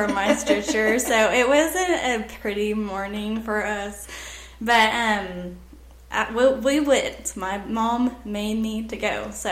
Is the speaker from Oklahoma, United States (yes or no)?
yes; Maysville, Oklahoma, United States; So I grew up in Maysville, Oklahoma.